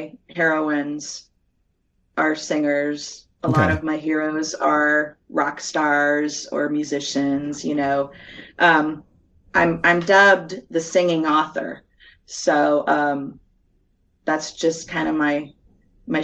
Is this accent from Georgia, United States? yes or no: yes; Atlanta, Georgia, United States; also born or lived in Nashville; I'm from Atlanta